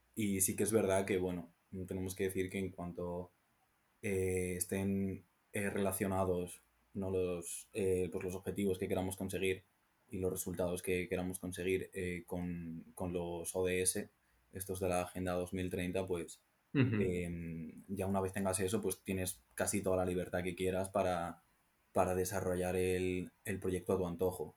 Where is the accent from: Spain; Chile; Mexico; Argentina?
Spain; Salamanca, Castile and León; siendo de Salamanca